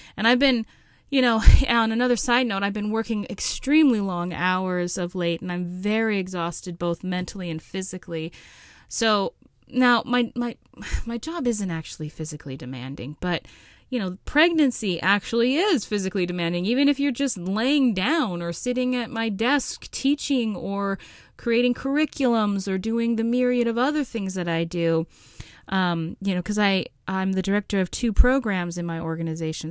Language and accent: English; Alaska, United States; my home state of Alaska